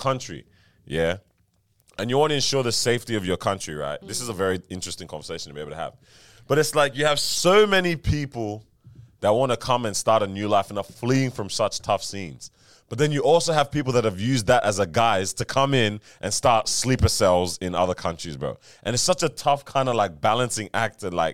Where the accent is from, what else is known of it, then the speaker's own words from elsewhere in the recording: Nigeria; moved away; I was born in Nigeria